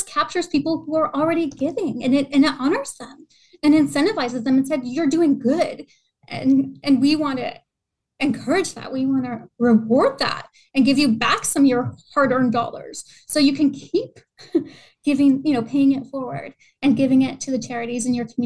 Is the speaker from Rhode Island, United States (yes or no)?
yes; Rhode Island, United States; now in Virginia, United States; I'm from Rhode Island originally.